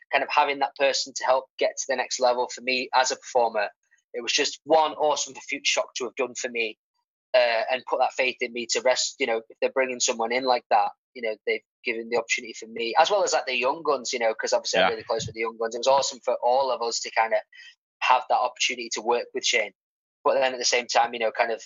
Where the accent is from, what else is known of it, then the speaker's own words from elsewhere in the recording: Stockport, North West England, United Kingdom; I'm from Stockport